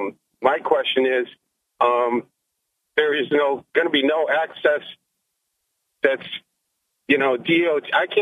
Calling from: Maine, United States; Oh, this is … from Maine.

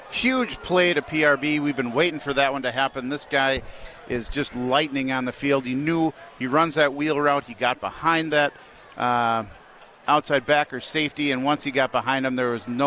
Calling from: Milwaukee, Wisconsin, United States; Hey, I'm tapping in from the Milwaukee County Jail.

